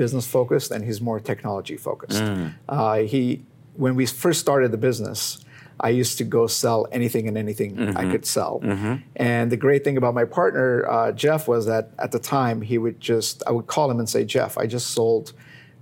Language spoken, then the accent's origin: English; Iran; moved away; I was born in Iran, Armenian, born in Iran